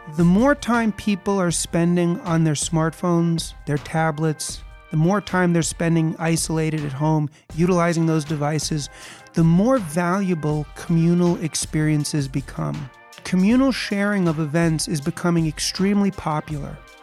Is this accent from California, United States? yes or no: no; New York City, New York, United States; I was born and raised in New York City.